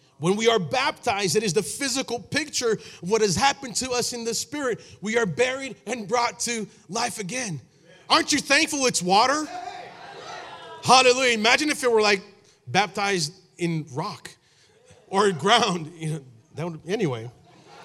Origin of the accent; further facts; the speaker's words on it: São Paulo, Brazil; now in United States; I was born in Brazil